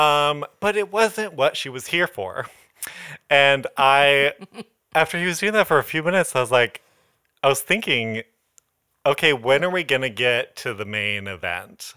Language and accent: English; Modesto, California, United States; now in Los Angeles, United States; when I go back to Modesto